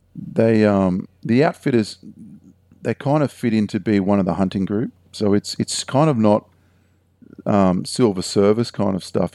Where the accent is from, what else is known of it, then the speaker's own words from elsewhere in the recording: Heathcote, Australia; where I grew up in Heathcote